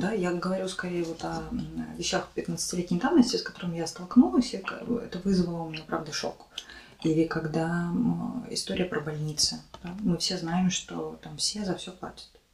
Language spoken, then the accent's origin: Russian; Mogilev, Mogilev Region, Belarus; moved away as an adult; also born or lived in Minsk, Belarus; now in Ukraine; в моем родном городе Могилеве, но, тем не менее, это было в Беларуси